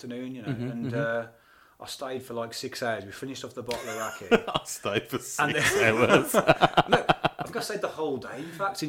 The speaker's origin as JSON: {"language": "English", "region": "England", "country": "United Kingdom", "said": "we're English."}